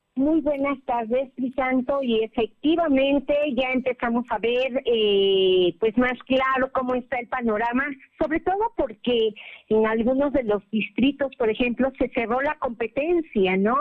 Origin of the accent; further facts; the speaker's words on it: Mexico; somos mexicanos